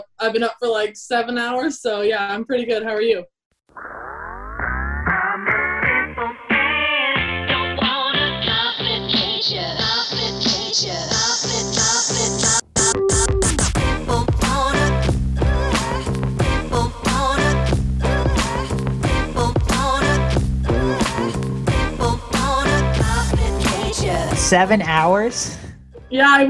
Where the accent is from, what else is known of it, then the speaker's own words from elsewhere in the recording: South Carolina, United States; accent: American; moved away as an adult; also born or lived in Kentucky; now in New Zealand; I grew up in South Carolina